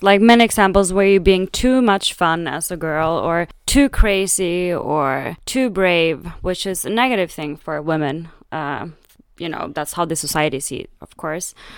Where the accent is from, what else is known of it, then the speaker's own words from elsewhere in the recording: Sweden; now in Berlin, Germany; growing up in Sweden